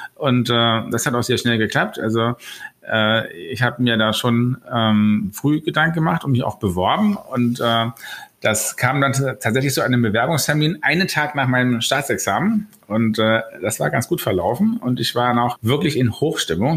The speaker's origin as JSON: {"language": "German", "region": "Berlin", "country": "Germany", "tie": "born or raised there", "said": "Ich bin aus Berlin, ähm, bin so richtige Berliner Pflanze, hier geboren, hier zur Schule, hier zur Uni."}